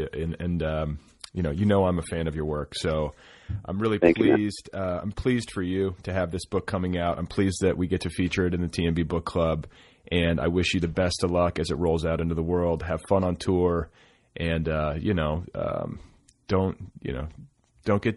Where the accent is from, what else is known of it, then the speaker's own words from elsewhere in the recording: Milwaukee, Wisconsin, United States; also born or lived in Indiana; now in Los Angeles, United States; I grew up in partially in Milwaukee